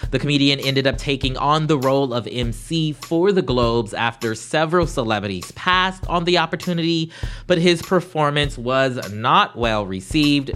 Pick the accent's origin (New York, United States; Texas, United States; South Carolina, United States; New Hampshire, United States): South Carolina, United States; Charleston; my hometown yesterday, Charleston, South Carolina